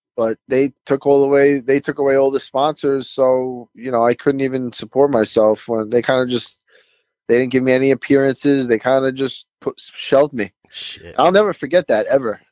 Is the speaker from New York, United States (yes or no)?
yes; New York City, New York, United States; it's in my hometown